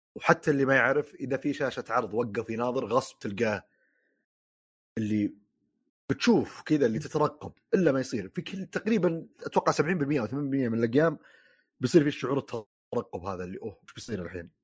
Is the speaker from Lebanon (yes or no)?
no; Saudi Arabia; عندنا في السعوديه